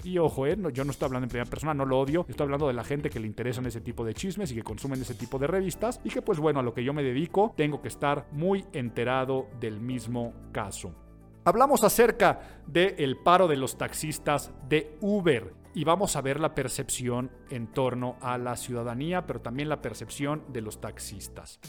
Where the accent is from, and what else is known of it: Mexico